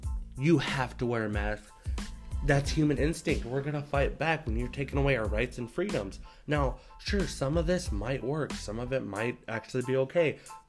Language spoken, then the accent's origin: English; Brookings, South Dakota, United States; now in Iowa, United States; my hometown in Brookings.